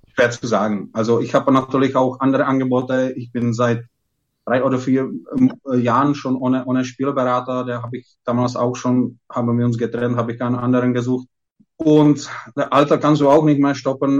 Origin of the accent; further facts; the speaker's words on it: Lovosice, Ústí nad Labem Region, Czechia; German is a second language; moved away as an adult; also born or lived in Coburg, Germany; das ist meine Heimatstadt